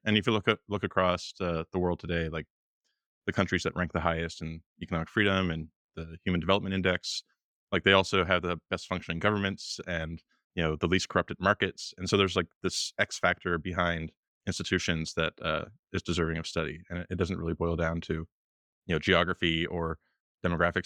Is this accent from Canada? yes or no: yes; Canada; moved away as an adult; now in Washington, D.C., United States; I was born in Canada